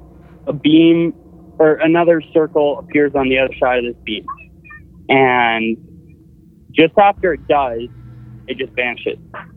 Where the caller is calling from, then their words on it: Tillsonburg, Ontario, Canada; … from Tilsonburg, Ontario.